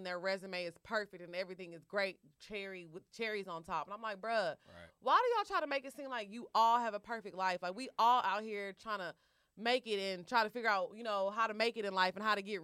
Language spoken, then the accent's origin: English; Houston, Texas, United States; I'm from Houston, y'all